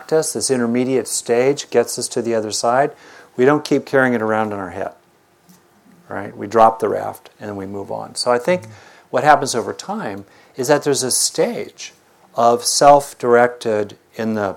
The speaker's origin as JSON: {"language": "English", "region": "Southern California", "country": "United States", "tie": "born or raised there", "said": "I grew up in Southern California"}